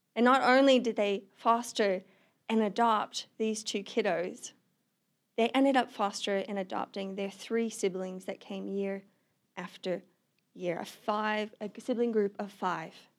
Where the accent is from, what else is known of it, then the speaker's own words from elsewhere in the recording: Australia; moved away as an adult; now in Missoula, United States; I'm originally from Australia. I moved to the United States about a year and a half ago